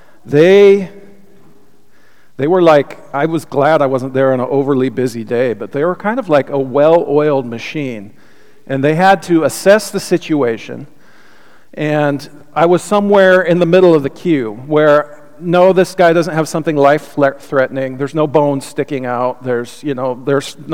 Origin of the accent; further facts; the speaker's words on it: United States; the churches that I grew up here with in the United States